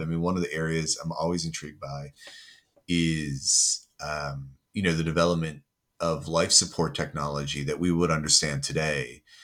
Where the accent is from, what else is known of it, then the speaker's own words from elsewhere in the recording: United States; moved away as an adult; now in United Kingdom; I am originally from the States, but I live in the U K and work in the U K